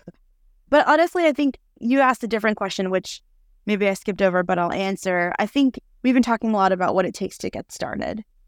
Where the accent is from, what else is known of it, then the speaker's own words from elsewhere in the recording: New York City, New York, United States; moved away as an adult; now in Austin, United States; I'm originally from New York City, but have been living in Austin, Texas for 10 years.